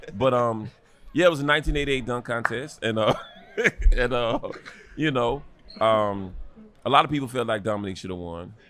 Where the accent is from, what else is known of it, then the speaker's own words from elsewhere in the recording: North Carolina, United States; growing up in North Carolina